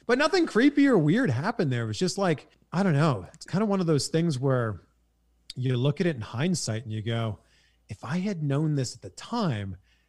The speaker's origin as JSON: {"language": "English", "country": "Canada", "accent": "Canadian", "lives_now": "California, United States", "said": "So I'm happy being a Canadian that lives in California."}